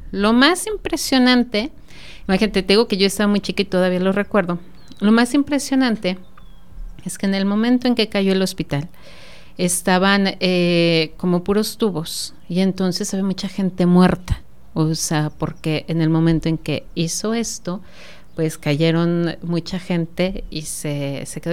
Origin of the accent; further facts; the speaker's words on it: Celaya, Guanajuato, Mexico; los celayenses